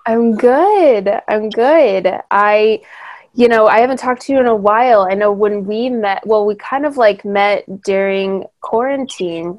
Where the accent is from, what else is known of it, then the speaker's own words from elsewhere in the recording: Hemet, California, United States; I grew up in Hemet.